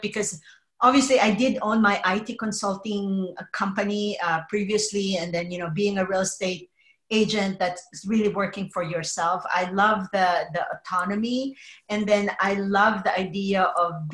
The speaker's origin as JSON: {"language": "English", "country": "Philippines", "tie": "born or raised there", "also_born_or_lived": "New Jersey / Oregon / Denver, Colorado", "moved": "as an adult", "lives_now": "California, United States", "said": "I was actually born and raised in the Philippines"}